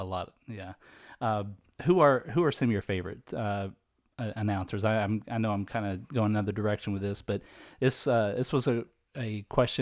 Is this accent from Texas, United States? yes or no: yes; Dallas, Texas, United States; I'm big from Dallas, big Cowboys fan